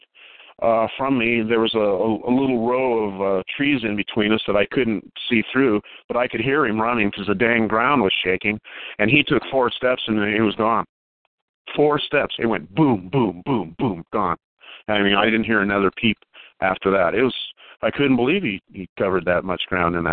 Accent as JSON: {"language": "English", "region": "Alaska", "country": "United States", "tie": "born or raised there", "said": "I was raised in Alaska, and I pretty much had free run"}